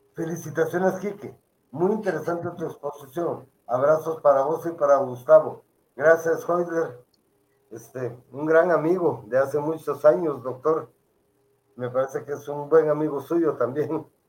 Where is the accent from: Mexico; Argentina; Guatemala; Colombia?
Guatemala; como guatemaltecos